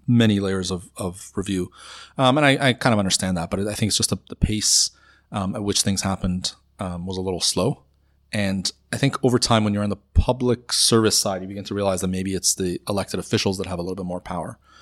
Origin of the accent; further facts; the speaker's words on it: Toronto, Ontario, Canada; also born or lived in Iran; I grew up in North York, um, in, uh, around Bayview and, and Steeles area